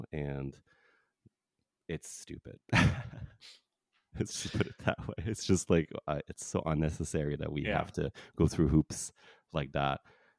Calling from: Canada; I'm talking from Canada here, and in Canada, poppers are technically illegal.

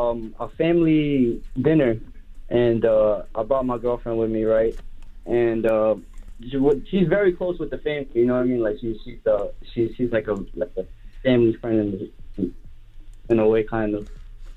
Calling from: Flushing, New York, United States; I'm calling from Flushing.

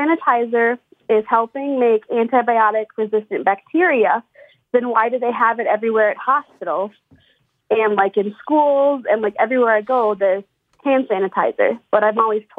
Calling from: St. Cloud, Minnesota, United States; St. Cloud, Minnesota. So it's like central Minnesota, like right in the middle.

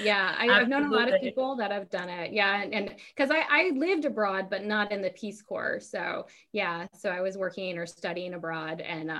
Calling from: Guam; So I'm calling from Guam.

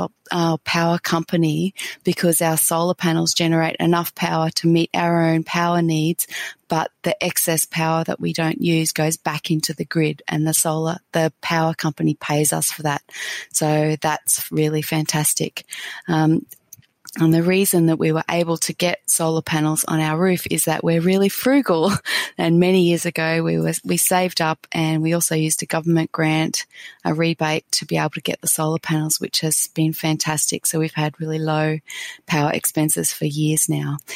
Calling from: Brisbane, Queensland, Australia; I'm contacting you from Brisbane in Australia.

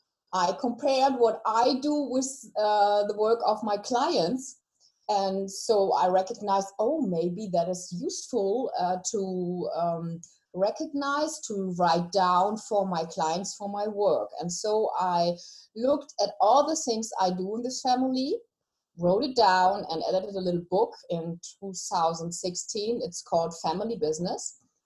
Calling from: Hesse, Germany; So I call from Germany. I live in a little town next to Frankfurt.

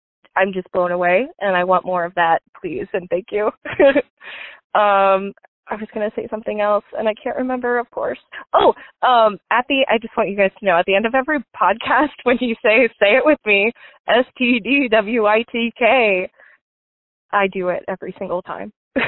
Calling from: Baltimore, Maryland, United States; I'm calling from Baltimore.

